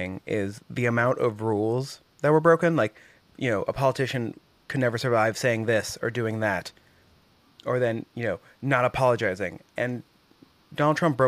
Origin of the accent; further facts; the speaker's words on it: Oklahoma, United States; growing up in Oklahoma